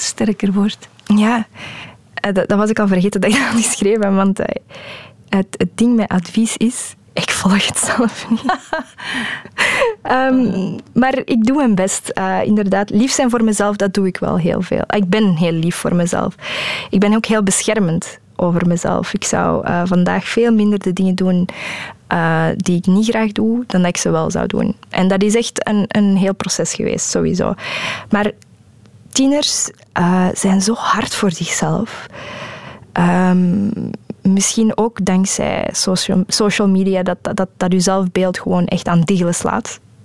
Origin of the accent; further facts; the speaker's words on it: Flanders, Belgium; first language Dutch; Ik ben van België